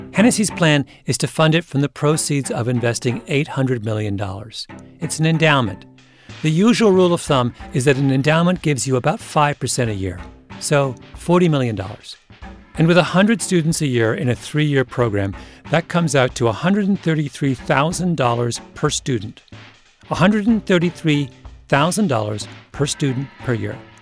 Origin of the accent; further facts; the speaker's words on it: Canada; I grew up in Canada in the 1970s